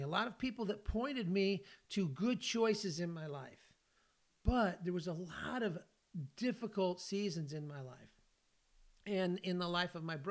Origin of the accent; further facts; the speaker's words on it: California, United States; moved away as an adult; now in Tennessee, United States; I live in Tennessee, but I grew up in California